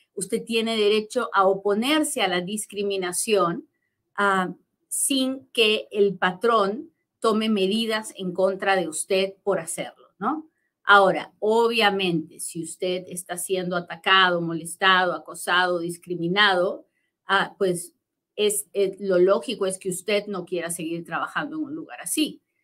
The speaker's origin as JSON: {"language": "Spanish", "country": "Peru", "moved": "yes", "lives_now": "United States", "said": "yo soy bien peruana y hablo bien"}